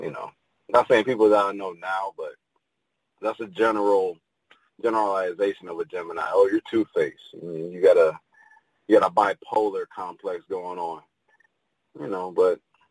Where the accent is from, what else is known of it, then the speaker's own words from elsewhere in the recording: Pontiac, Michigan, United States; I'm originally from Michigan, from a small town called Pontiac, about 30, 45 minutes from Detroit.